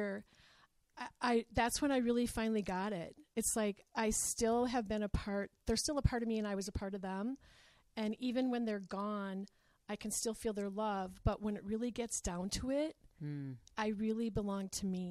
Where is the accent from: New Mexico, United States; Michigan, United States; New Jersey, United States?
Michigan, United States; Escanaba; moved away as an adult; also born or lived in Minneapolis, Minnesota; now in Green Bay, United States; I'm from the Upper Peninsula of Michigan, so I am a Youper